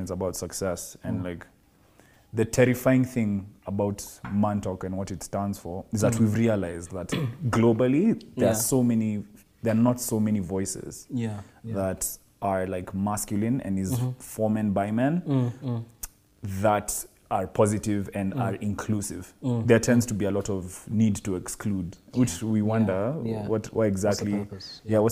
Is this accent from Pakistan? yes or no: no; Kenya; I come from South Sea and like, you know, it's, you know, belly of, you know, in Kenya